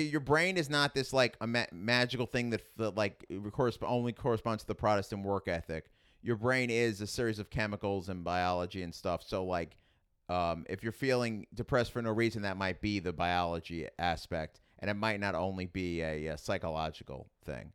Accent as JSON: {"language": "English", "town": "New York City", "region": "New York", "country": "United States", "tie": "born or raised there", "also_born_or_lived": "Staten Island / Manhattan", "accent": "Queens", "said": "I grew up in Queens"}